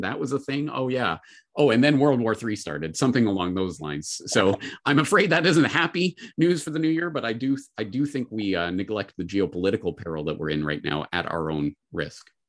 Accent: Calgary, Alberta, Canada; my hometown of Calgary

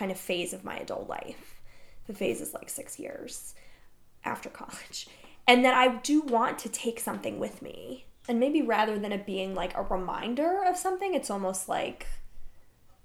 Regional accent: New Jersey, United States; I grew up in New Jersey

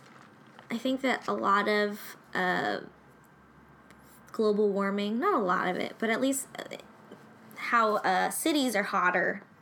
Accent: Long Beach, California, United States; I grew up near the Long Beach Airport.

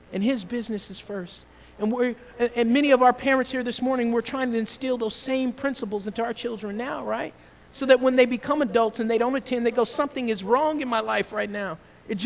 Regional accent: Georgia, United States; I grew up in the South, in Georgia

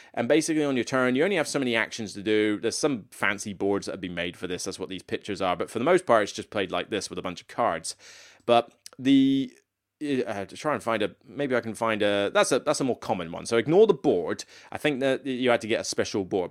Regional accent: Taunton, South West England, United Kingdom; moved away; Holiday Inn in Taunton. So it's in my hometown

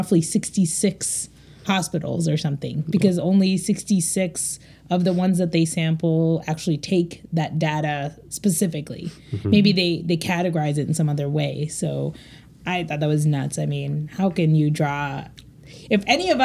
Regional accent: Cleveland, Ohio, United States; I'm from Cleveland, Ohio

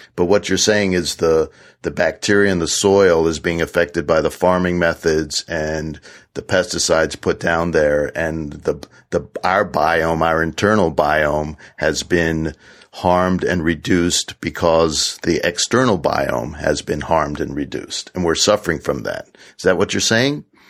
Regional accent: Washington, District of Columbia, United States; also born or lived in central New York; now in New York, United States; I grew up in Washington D.C. in the inner city

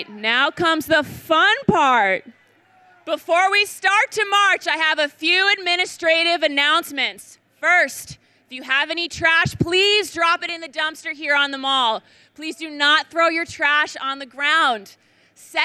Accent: Connecticut, United States; from Connecticut, my home state

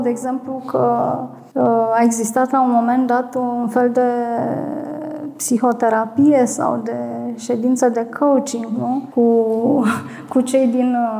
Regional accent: Botoșani, Botoșani County, Romania; sunt din Botoșani

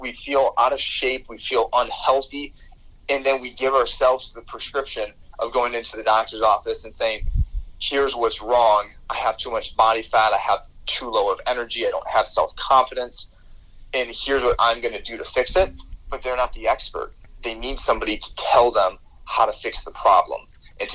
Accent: Michigan, United States; my hometown in Michigan

